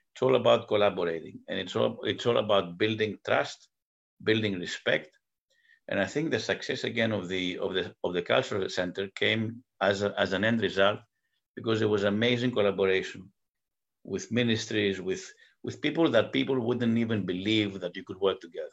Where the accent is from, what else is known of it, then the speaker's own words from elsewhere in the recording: United States; also born or lived in Greece; both as an American and as, as a Greek.